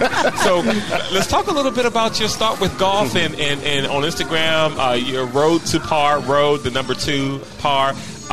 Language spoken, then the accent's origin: English; Washington, District of Columbia, United States; One street down from Michigan on North Capitol is Girard Street. That's where I grew up.